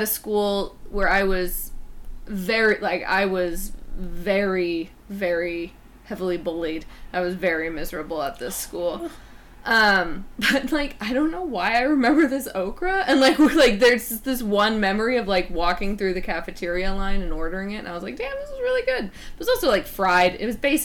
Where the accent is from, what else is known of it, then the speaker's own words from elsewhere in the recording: North Carolina, United States; I'm from North Carolina